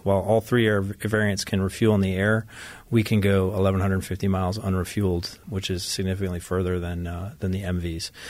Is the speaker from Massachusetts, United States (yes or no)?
no; Ithaca, New York, United States; moved away as an adult; also born or lived in Japan; now in San Diego, United States; I'm originally from upstate New York, uh, Ithaca, New York